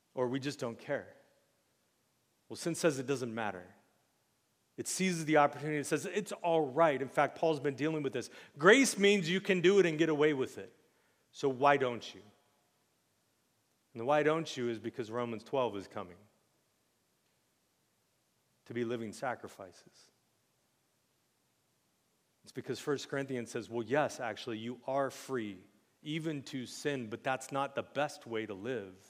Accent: United States; we're all American

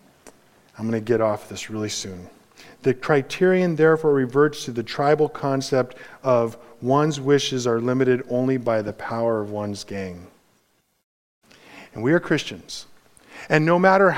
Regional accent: Los Angeles, California, United States; I grew up in Los Angeles.

